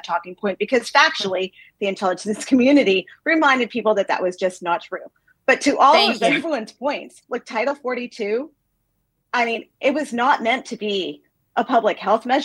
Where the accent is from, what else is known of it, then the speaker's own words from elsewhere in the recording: El Paso, Texas, United States; I'm a person that grew up on the border. I grew up in El Paso. That is my hometown